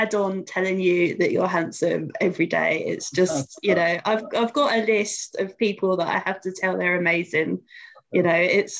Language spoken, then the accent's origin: English; Luton, East of England, United Kingdom; accent: a little bit London; moved away; See, I don't think I have an accent, but apparently I do. So I'm from, well, Luton originally